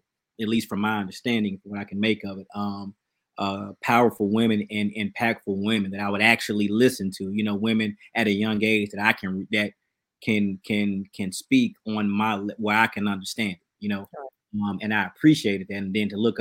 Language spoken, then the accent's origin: English; Birmingham, Alabama, United States; My church growing up in Birmingham, it was male dominated.